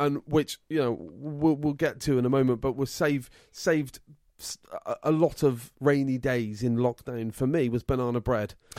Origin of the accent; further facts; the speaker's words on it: England, United Kingdom; I'm English through and through